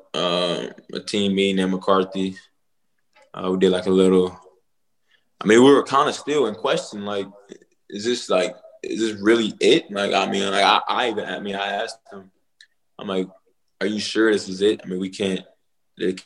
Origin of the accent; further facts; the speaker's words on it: Charlotte, North Carolina, United States; moved away; back in high school, I'm from Charlotte